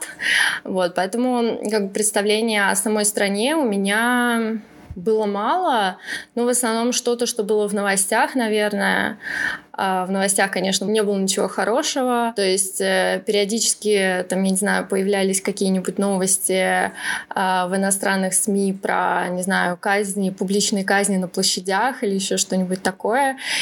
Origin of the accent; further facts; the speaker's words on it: Podolsk, Moscow Oblast, Russia; moved away as an adult; now in Tehran, Iran; выросла я в основном в Подольске, в Подмосковье